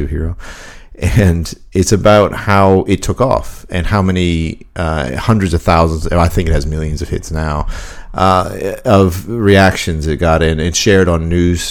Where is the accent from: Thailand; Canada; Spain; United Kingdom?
Canada; moved away; my hometown in Canada